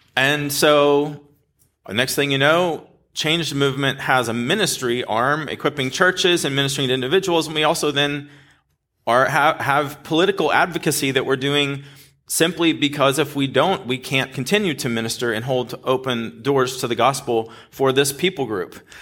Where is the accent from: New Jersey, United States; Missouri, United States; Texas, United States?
Texas, United States; Dallas; now in California, United States; I grew up in this area, like North Dallas